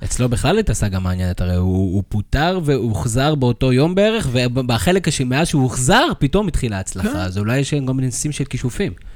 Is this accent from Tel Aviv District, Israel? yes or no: no; Karmiel, Northern District, Israel; אנחנו גדלנו בכרמיאל